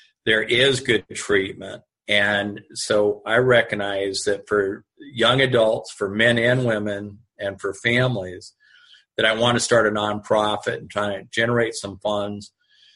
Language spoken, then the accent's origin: English; Tucson, Arizona, United States; I'm from Tucson.